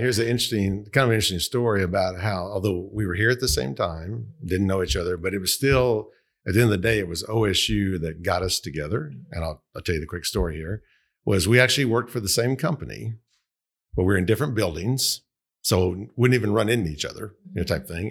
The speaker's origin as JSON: {"language": "English", "town": "Tulsa", "region": "Oklahoma", "country": "United States", "tie": "born or raised there", "said": "I'm originally from Tulsa, Oklahoma, uh, North Tulsa"}